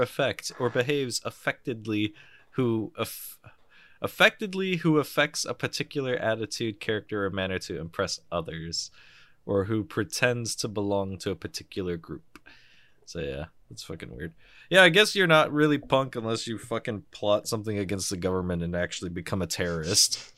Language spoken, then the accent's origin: English; United States; I'm American, and we pronounce shit wrong.